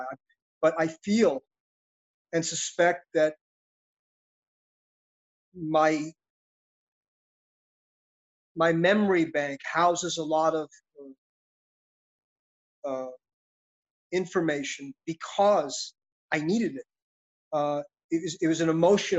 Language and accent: English; New York City, New York, United States; I grew up in Brooklyn, New York City.